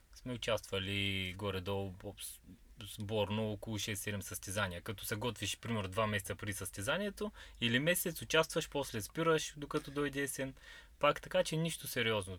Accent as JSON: {"language": "Bulgarian", "country": "Bulgaria", "tie": "born or raised there", "said": "От, от Хармони сме родом, на 34 вече години навършени"}